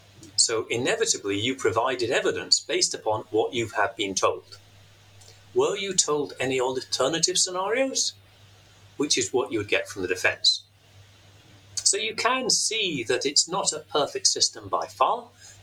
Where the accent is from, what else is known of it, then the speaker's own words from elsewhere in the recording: Glasgow, Scotland, United Kingdom; accent: Glaswegian; I was born there, I brought up there, and I did so much of my professional life there. If I gave my Glaswegian accent, you would have a real bit of a problem.